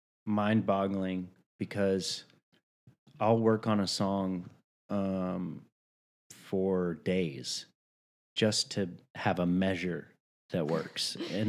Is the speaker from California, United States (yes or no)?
no; Chattanooga, Tennessee, United States; And so I grew up in Chattanooga, Tennessee, mm-hmm. not very close to the beach.